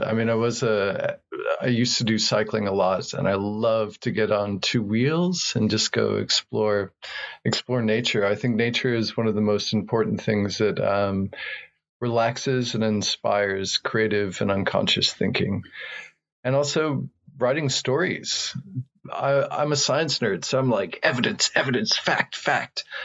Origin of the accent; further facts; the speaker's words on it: rural New Mexico, United States; I was born in New Mexico, in rural New Mexico, in the United States